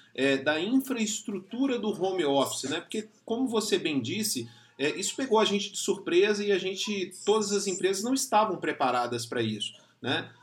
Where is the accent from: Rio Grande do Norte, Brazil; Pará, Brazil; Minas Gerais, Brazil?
Minas Gerais, Brazil; Belo Horizonte; sou mineiro, né, sou de Belo Horizonte